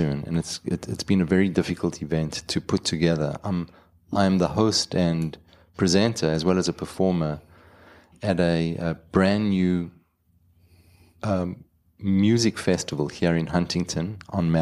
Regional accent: Johannesburg, Gauteng, South Africa; accent: South African; moved away as an adult; also born or lived in Jerusalem, Israel; now in Long Island, United States; when I grew up in South Africa

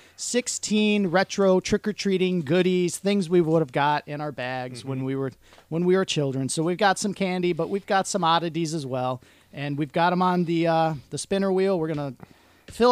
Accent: Michigan, United States; we're from Michigan

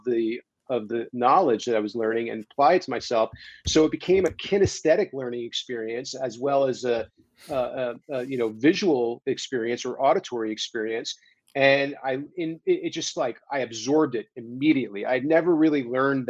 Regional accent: East Coast, United States; moved away as an adult; also born or lived in New York City / California; I grew up on the East Coast

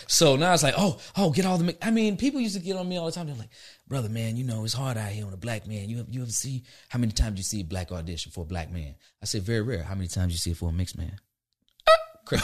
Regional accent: Orlando, Florida, United States; moved away; also born or lived in Albany, Georgia; I was raised in Florida

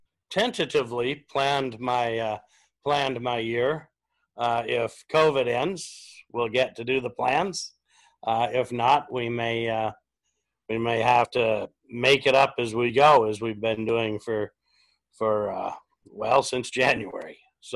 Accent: Washington, United States; My generation's actually the first that any of us have moved off the farm. So yeah, we're from Washington and never get too far from it.

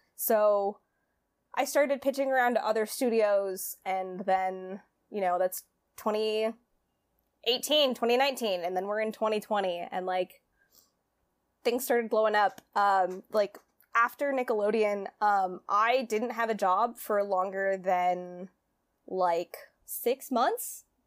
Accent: California, United States; moved away as an adult; also born or lived in Greenwich, Connecticut; I'm from California

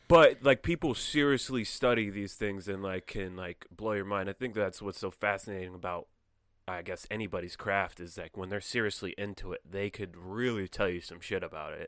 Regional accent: Connecticut, United States; moved away as an adult; also born or lived in California; I'm from Connecticut

